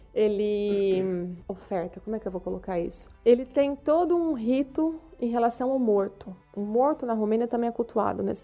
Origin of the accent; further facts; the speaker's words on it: São Paulo, Brazil; moved away as an adult; now in Romania; professora, nascida em São Paulo. Cresci na Igreja Batista da Cidade Universitária